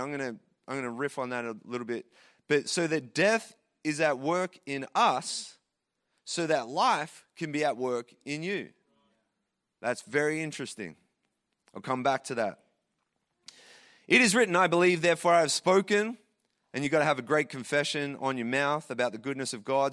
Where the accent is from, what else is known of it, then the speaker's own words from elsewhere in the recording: Traralgon, Victoria, Australia; moved away as an adult; also born or lived in Sydney, Australia / Calgary, Canada; now in Toronto, Canada; I grew up in Terralgan in Victoria, Australia, small country town there